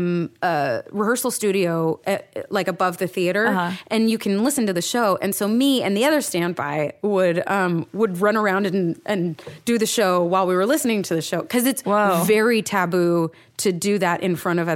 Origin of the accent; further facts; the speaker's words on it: New York, United States; now in Los Angeles, United States; I'm a New Yorker and I hate LA because I'm a New Yorker and that's what we do and stuff.